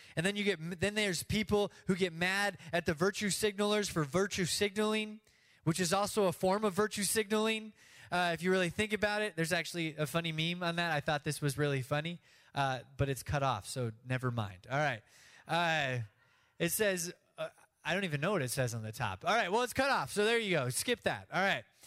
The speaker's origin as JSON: {"language": "English", "country": "United States", "said": "we do as American Christians"}